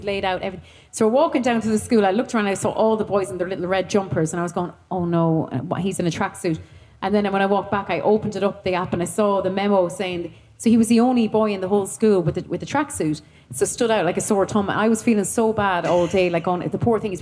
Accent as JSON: {"language": "English", "town": "Thurles", "region": "Munster", "country": "Ireland", "tie": "born or raised there", "also_born_or_lived": "United Kingdom", "moved": "as an adult", "said": "from Thurles, because I grew up there."}